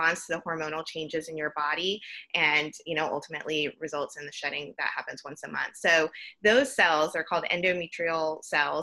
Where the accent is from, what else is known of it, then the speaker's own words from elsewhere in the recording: Georgia, United States; now in Houston, United States; I'm originally from Georgia